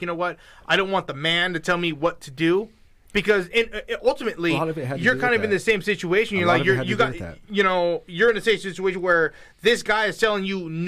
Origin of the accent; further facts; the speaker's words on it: Miami, Florida, United States; I'm from Miami-Dade County.